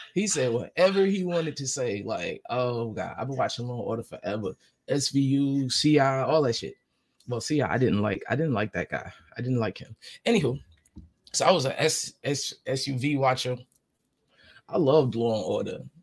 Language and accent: English; New York, United States; I'm from New York.